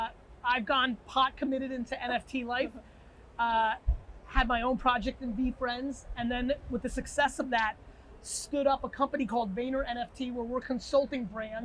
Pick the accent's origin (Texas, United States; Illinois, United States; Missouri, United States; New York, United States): New York, United States; New Yorker, United States; also born or lived in New Jersey; I'm a New Yorker, a Jersey